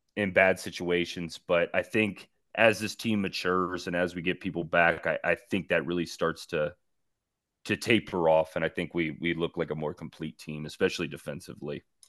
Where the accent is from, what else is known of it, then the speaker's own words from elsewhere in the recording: East Coast, United States; now in El Paso, United States; as a kid growing up on the East Coast